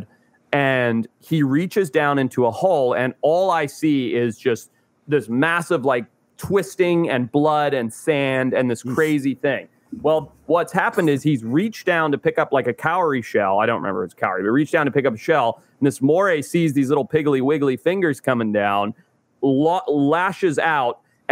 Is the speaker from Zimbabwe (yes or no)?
yes; Zimbabwe; moved away; I grew up in Zimbabwe